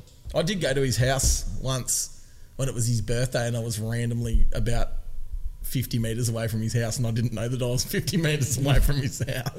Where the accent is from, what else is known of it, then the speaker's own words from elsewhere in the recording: Tasmania, Australia; I'm from Tasmania